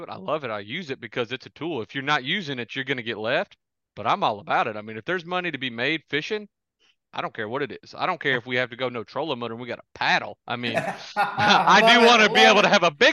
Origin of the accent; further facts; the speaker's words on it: Santee Cooper, South Carolina, United States; I grew up on Santee Cooper, shallow, you know, stumpy body of water